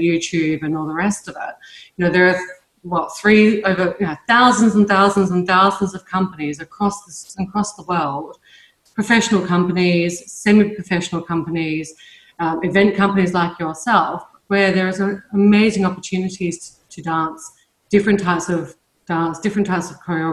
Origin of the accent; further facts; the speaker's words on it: Adelaide, South Australia, Australia; moved away; I was growing up in Australia in a pretty much a small town in Adelaide in South Australia